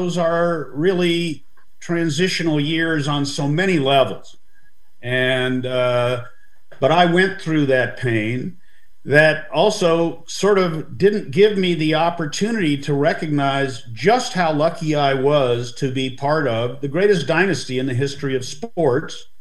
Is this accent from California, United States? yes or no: yes; Los Angeles, California, United States; I grew up in West LA, went to grammar school, junior high school, and then high school at University High School